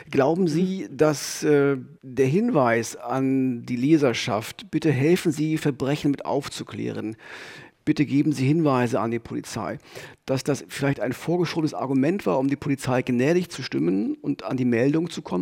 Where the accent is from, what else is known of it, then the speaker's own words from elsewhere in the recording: Frankfurt, Brandenburg, Germany; einfach weil ich hier, wie er, in Frankfurt-Oder geboren bin.